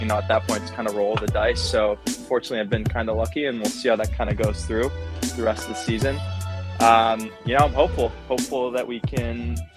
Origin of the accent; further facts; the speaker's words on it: Cleveland, Ohio, United States; also born or lived in Pittsburgh, Pennsylvania; now in New York City, United States; I'm from Cleveland, Ohio